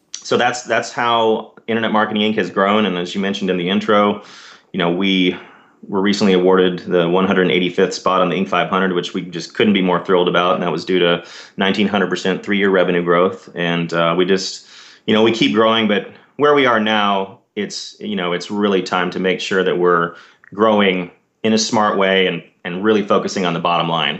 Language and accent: English; Dallas, Texas, United States; now in San Diego, United States; I grew up in Dallas, Texas